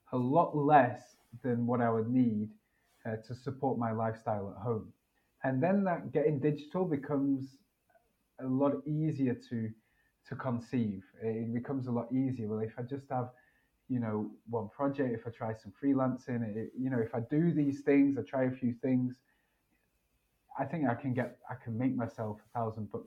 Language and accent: English; United Kingdom; moved away as an adult; I'm from Britain